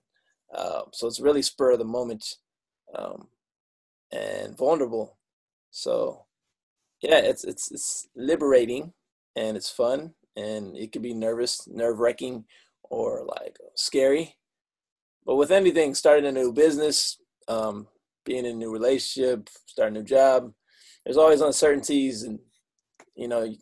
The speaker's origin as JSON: {"language": "English", "region": "Michigan", "country": "United States", "said": "I'm from Michigan"}